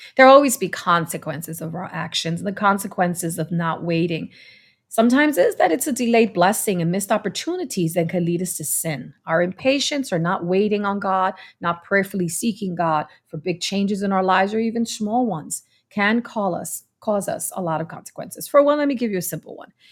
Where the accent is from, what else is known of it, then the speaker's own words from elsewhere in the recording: New York City, New York, United States; I come from New York City